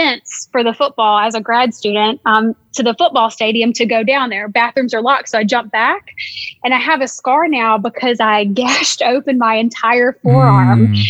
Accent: Alabama, United States; now in Slippery Rock, United States; I'm from Alabama and this is way more rural up here than where I'm from in Alabama.

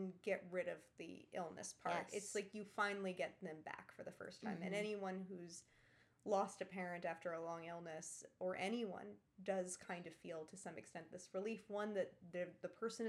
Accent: New York City, New York, United States; also born or lived in Ireland; I was raised on the Upper East Side

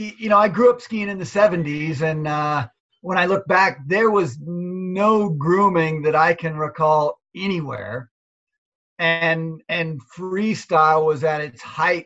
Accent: Seattle, Washington, United States; I grew up in Seattle.

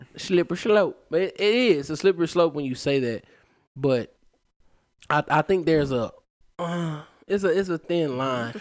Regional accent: Huntsville, Alabama, United States; I grew up in Huntsville

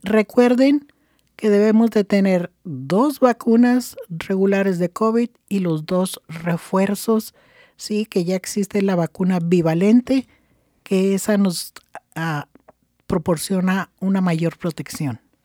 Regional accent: Chihuahua, Mexico; moved away; En, en mi estado donde yo nací, que es el estado de Chihuahua, la parte norte de, de México

